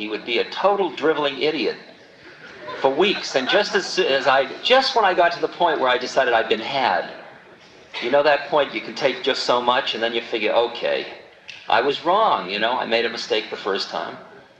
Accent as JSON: {"language": "English", "region": "California", "country": "United States", "said": "No, Maharaji, I'm from California."}